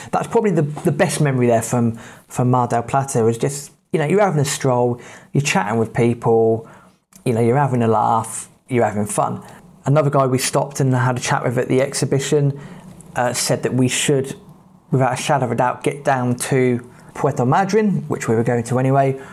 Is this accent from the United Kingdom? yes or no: yes; England, United Kingdom; we're from England